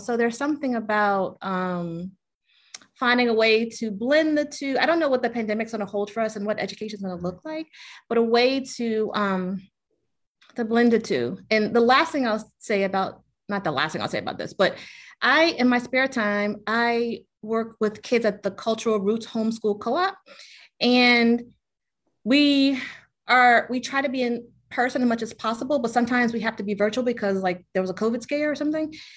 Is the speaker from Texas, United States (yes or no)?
no; Richmond, Virginia, United States; moved away as an adult; also born or lived in New York City; born and raised in Richmond